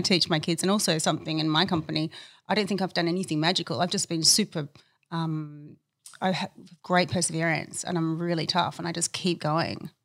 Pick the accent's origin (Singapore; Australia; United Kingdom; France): Australia; Adelaide, South Australia; I grew up in Adelaide, where I was born